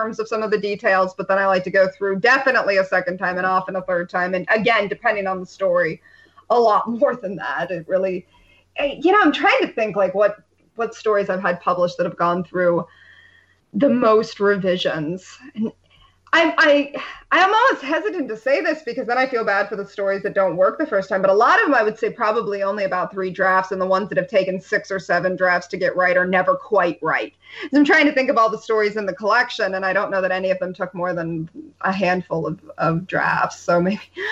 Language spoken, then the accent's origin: English; about a 90-minute drive from Cleveland, Rust Belt, United States; I grew up about a 90-minute drive from Cleveland